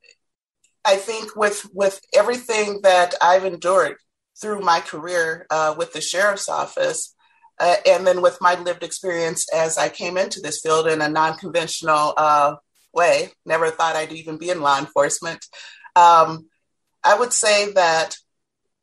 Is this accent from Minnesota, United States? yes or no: yes; Minneapolis, Minnesota, United States; As a Black woman and with my experiences growing up in Minneapolis